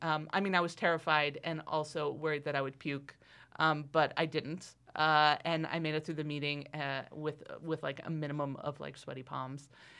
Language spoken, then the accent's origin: English; Astoria, Oregon, United States; also born or lived in Heppner; And I grew up in Astoria, Oregon, which is on the coast, very far from Antelope. But before I moved to Astoria, my family, until I was 7, lived in a very, like, tiny town called Heppner